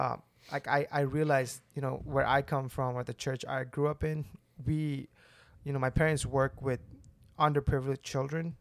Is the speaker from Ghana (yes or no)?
no; India; moved away as an adult; now in Birmingham, United States; I'm from India. I moved to Birmingham, Alabama